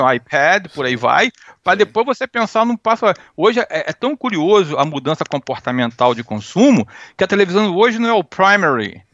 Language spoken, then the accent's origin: Portuguese; Rio de Janeiro, Brazil; moved away; also born or lived in United States; eu sou americano, mas meu sangue é brasileiro. Eu tenho nome de gringo, mas eu sou carioca